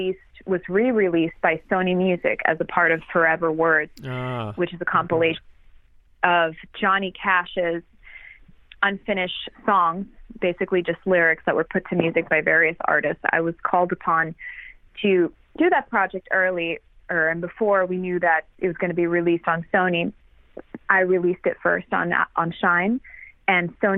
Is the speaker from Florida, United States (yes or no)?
yes; Miami, Florida, United States; also born or lived in California; now in Nashville, United States; I grew up in South Florida, and I always had a tropical Christmas there